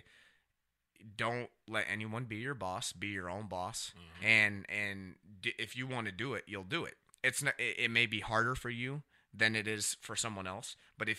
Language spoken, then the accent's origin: English; Cedar Rapids, Iowa, United States; Cedar Rapids